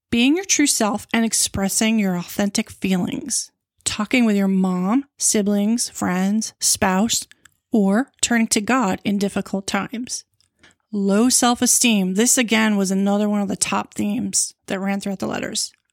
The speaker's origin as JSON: {"language": "English", "area": "Long Island", "region": "New York", "country": "United States", "tie": "born or raised there", "said": "I was born in New York City, and moved to Long Island, where, when I was six."}